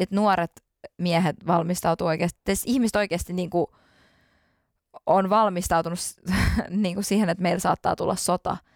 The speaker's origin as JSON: {"language": "Finnish", "country": "Finland", "said": "kun mä tulin Suomeen Mä olin niin kiitollinen, että mä tulin turvallisesti. Mä tulin mun kotimaahan turvallisesti."}